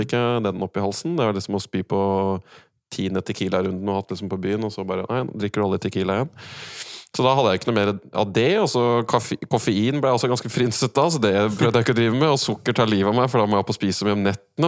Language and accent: Norwegian; Norway; som en nordmann